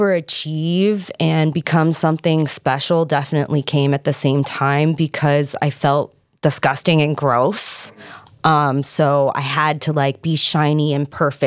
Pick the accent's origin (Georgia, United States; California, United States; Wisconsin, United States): California, United States; Lake Forest; I grew up in Southern California, mm-hmm. In Lake Forest, actually. I still call it El Toro.